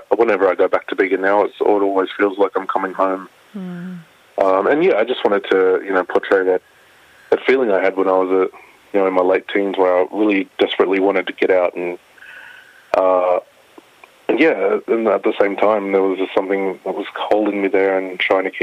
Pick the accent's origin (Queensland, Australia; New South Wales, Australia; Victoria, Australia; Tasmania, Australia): New South Wales, Australia; Bega; moved away; I grew up in Bagram, the far south coast, New South Wales